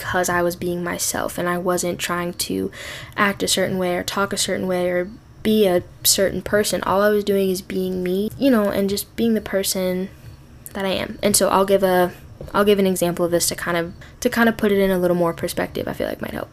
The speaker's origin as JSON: {"language": "English", "region": "Midwest", "country": "United States", "tie": "born or raised there", "also_born_or_lived": "Minnesota", "said": "I live in Minnesota. I grew up in the Midwest"}